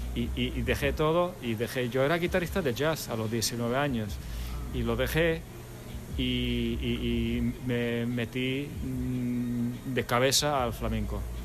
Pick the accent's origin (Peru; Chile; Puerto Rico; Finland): Finland; moved away as an adult; also born or lived in Buenos Aires, Argentina / France; now in Spain; yo nací en Buenos Aires hace ya bastante tiempo. Mis padres son finlandeses. Yo me fui de pequeño, eh, luego estuve viviendo en Francia unos años y la mayor parte de mi infancia sí la pasé en Finlandia